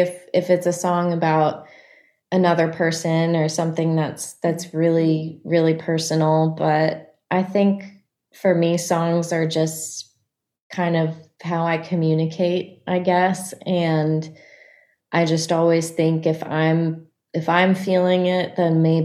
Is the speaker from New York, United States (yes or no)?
no; Annapolis, Maryland, United States; the Annapolis Songwriters Festival, which is in my hometown